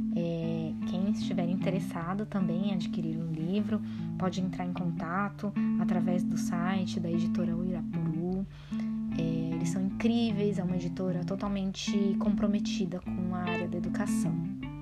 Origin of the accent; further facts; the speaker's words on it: São Paulo, Brazil; Eu sou da periferia de São Paulo e gente tem uma infância assim com muitos desafios, né, quando a gente cresce na periferia